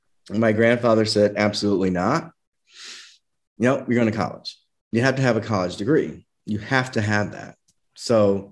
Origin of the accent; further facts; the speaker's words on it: Indianapolis, Indiana, United States; moved away as an adult; also born or lived in Scranton/Wilkes-Barre, Pennsylvania; I was born, I went to school here. I went to high school, elementary school, high school. I went to college, went to Ball State.